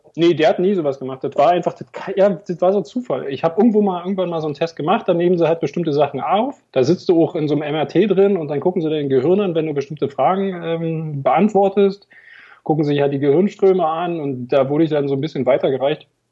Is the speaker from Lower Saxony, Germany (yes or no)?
no; Berlin, Germany; accent: Berliner; also born or lived in eastern Germany; 22 Jahre in Berlin. Insofern bin ich leider nicht gebürtiger Berliner, aber meine ganze Familie kommt aus Berlin und deswegen sind wir auch irgendwann wieder zurückgezogen